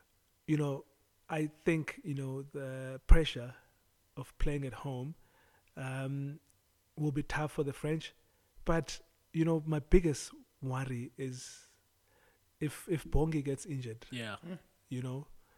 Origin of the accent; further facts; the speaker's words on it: Mthatha, Eastern Cape, South Africa; moved away; also born or lived in East London; growing up in Mthatha and East London